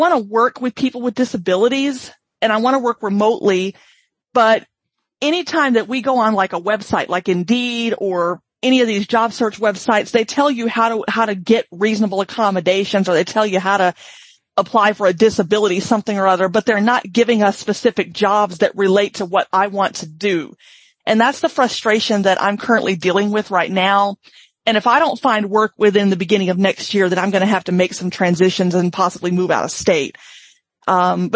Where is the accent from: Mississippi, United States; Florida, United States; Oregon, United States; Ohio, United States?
Mississippi, United States; now in Washington, United States; I'm originally from Mississippi